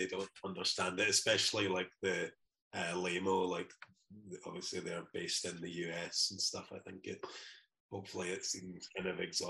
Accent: Glasgow, Scotland, United Kingdom; I was born I guess I was actually born just around the corner in York Hill Hospital, I think. But I've lived in Shettleston, kind of between Shettleston and Toll Cross is where I'm from.

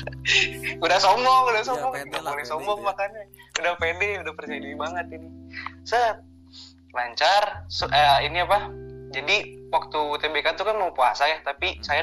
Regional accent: Cimahi, West Java, Indonesia; SD tuh SD Bandung Barat nih Ngamprah ada SD-nya SD swasta Islam Terpadu Keterinsani Insani kalau tahu mah orang Bandung ya

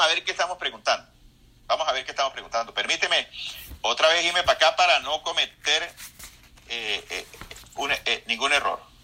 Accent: La Grita, Táchira, Venezuela; como decimos en mi pueblo, que yo soy de la grita ya en la ciudad del Espíritu Santo

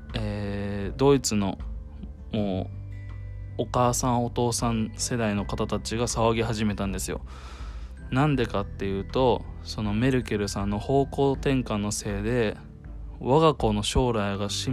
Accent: Japan; moved away; 自分がもう日本っていう国に生まれて日本人としてこう世界にね足を踏み出して今いるわけなんですけども

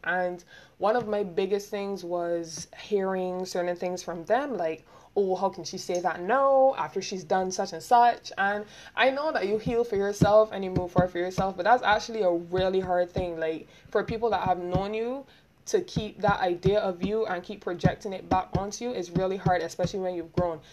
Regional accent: Barbados; accent: Bajan; I'm from Barbados

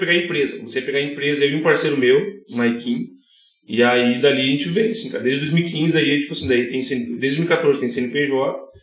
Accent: Novo Hamburgo, Rio Grande do Sul, Brazil; also born or lived in São CP (unclear, birthplace); eu sou de Novo Hamburgo

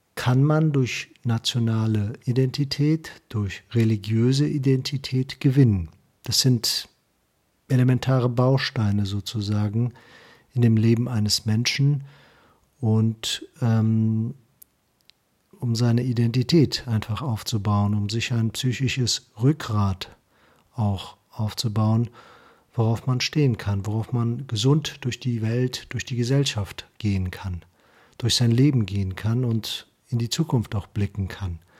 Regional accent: Germany; die Second Generation, war es so, dass wir in Deutschland aufgewachsen sind

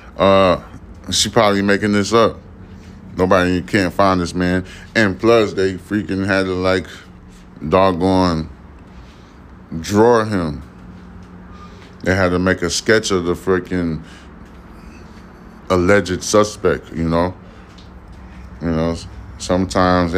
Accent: New York, United States; now in Houston, United States; I'm a Houstonian anyway. I'm originally from New York, but I'm considered a Houstonian.

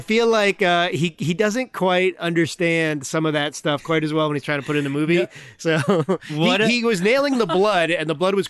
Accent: Northeast, United States; I grew up in the Northeast.

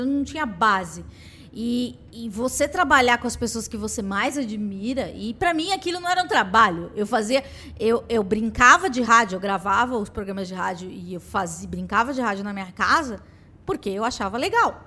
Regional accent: São Paulo, Brazil; nasci no Capão Redondo

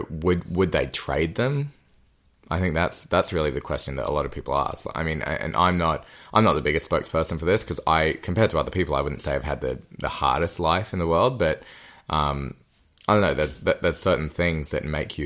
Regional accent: Australia; accent: Australian; moved away as an adult; also born or lived in England; But first 10 years in England, second 10 years in Australia

